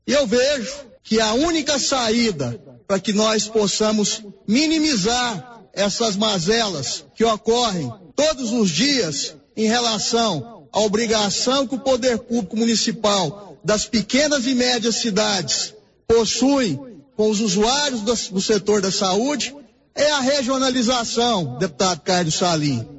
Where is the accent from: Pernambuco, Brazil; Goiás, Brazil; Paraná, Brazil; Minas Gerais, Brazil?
Goiás, Brazil; Estrada de Ferro region; nós que somos da região da Estrada de Ferro